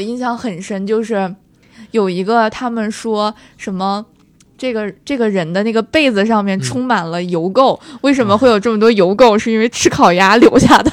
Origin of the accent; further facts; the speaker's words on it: Tangshan, Hebei, China; now in Beijing, China; 我是唐山人